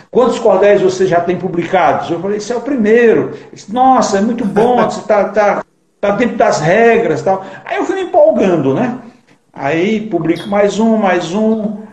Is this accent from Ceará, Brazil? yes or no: yes; Acopiara, Ceará, Brazil; moved away as an adult; now in Diadema, Brazil; Eu sou de Acopiara, que é sertão do Ceará, né? Mas moro aqui em Diadema faz 30 anos